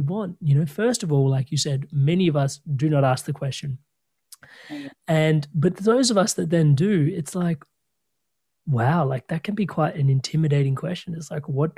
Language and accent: English; Australia; I was born in Australia